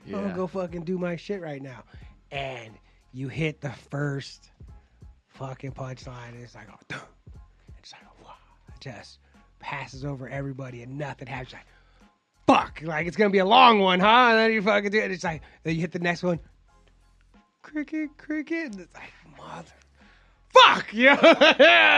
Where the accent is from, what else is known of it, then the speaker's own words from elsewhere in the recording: South Bay, California, United States; I'm from the South Bay